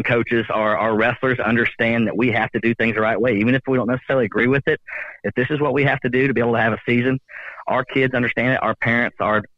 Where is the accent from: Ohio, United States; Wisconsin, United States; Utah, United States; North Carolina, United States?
Ohio, United States; Cleveland; I'm from Cleveland